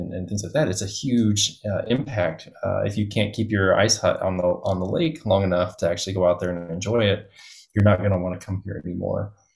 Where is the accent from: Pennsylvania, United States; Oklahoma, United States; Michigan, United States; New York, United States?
Oklahoma, United States; moved away; I grew up in Oklahoma